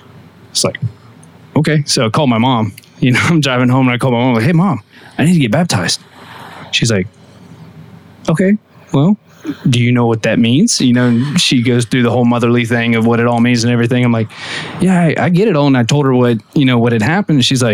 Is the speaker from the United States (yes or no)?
yes; Ocoee, Florida, United States; In Ocoee.